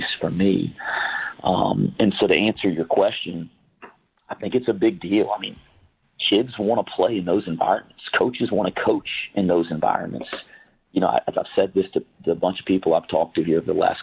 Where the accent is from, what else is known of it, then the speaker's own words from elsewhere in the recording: North Carolina, United States; moved away as an adult; now in Cincinnati, United States; I grew up in the state. I grew up right around that.